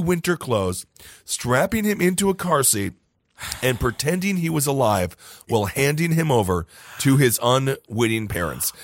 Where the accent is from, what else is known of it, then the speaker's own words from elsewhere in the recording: Stevens Point, Wisconsin, United States; my hometown of Stevens Point, Wisconsin.